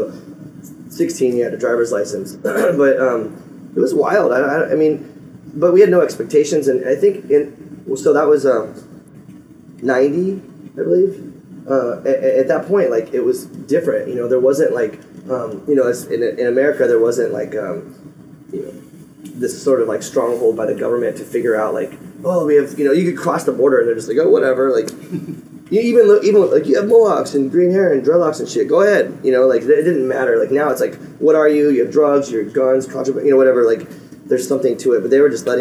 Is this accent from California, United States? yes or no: no; Phoenix, Arizona, United States; I grew up in Phoenix